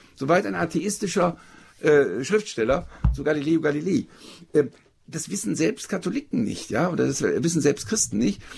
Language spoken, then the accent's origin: German; Germany; Ich bin gerade als Deutscher